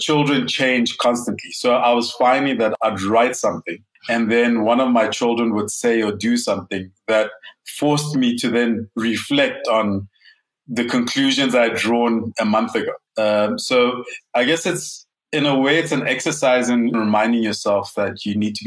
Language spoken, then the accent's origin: English; Lesotho; moved away as an adult; also born or lived in Ghana (ancestry) / Germany (ancestry); now in South Africa; Being an immigrant in Lesotho, I have been considered not Mosotho enough. Having grown up outside of Ghana my whole life